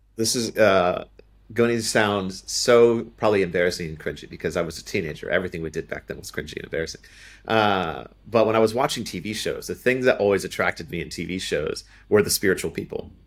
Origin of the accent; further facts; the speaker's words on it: Ohio, United States; moved away; also born or lived in Kentucky; I grew up in Ohio originally. All my family are from Kentucky, and eventually I would move back